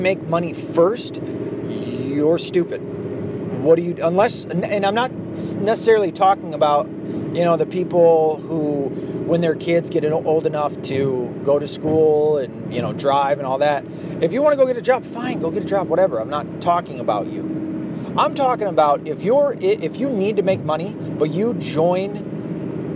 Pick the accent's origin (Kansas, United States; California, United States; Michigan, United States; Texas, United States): Michigan, United States; I was from Michigan